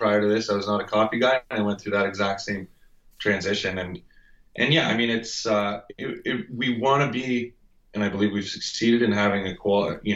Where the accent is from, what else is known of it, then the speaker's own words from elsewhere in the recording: Ontario, Canada; I grew up in Ontario